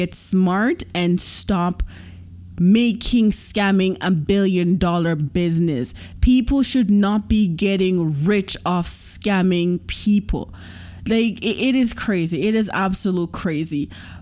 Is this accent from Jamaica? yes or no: yes; Jamaica; first language Jamaican Patois; I am Jamaican, and they have a lot of Jamaican patois saying. So I am going to be saying this in my native tongue